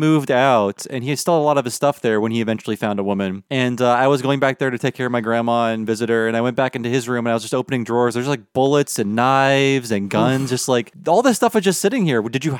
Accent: Midwest, United States; I grew up in the Midwest in hunting culture.

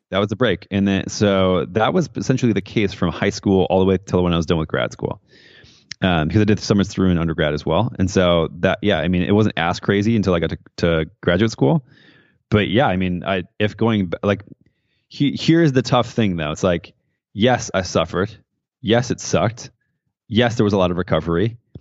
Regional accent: Midwest, United States; moved away; also born or lived in San Francisco; growing up in the Midwest in a small town, very conservative

